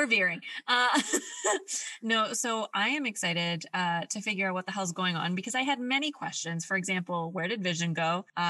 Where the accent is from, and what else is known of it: Canada